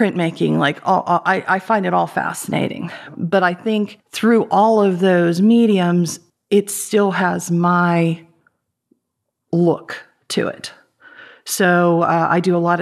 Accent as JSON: {"language": "English", "town": "Ambridge", "region": "Pennsylvania", "country": "United States", "tie": "born or raised there", "said": "I grew up in Ambridge"}